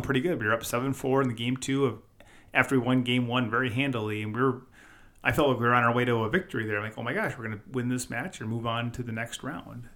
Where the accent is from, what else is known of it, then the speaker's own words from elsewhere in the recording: Wisconsin, United States; we're from Wisconsin